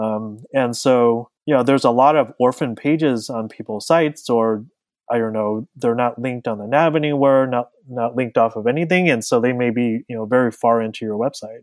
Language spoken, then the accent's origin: English; Southern California, United States; I was born and raised in Southern California